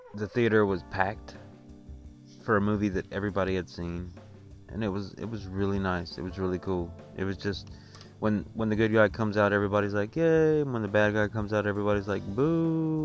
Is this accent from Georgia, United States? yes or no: yes; Marietta, Georgia, United States; I grew up in Marietta, not in Marietta, but around Marietta most of my life